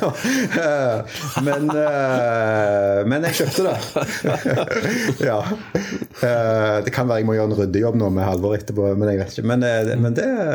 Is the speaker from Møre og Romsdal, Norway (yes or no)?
no; Stavanger, Rogaland, Norway; also born or lived in Tønsberg; jeg er født i Tønsberg. Oi. Uh, men har vel uh, Jeg har vokst opp i Stavanger uh, siden fireårsalderen, og Stavanger-regionen